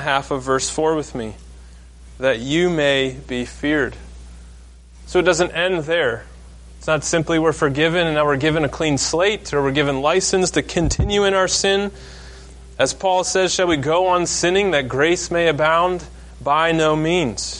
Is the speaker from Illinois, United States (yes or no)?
no; Maine, United States; I grew up in Maine